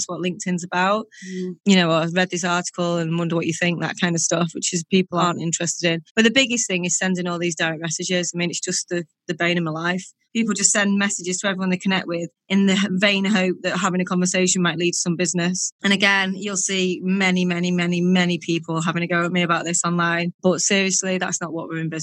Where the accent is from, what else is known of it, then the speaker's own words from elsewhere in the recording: Warrington, North West England, United Kingdom; Warrington, which is my hometown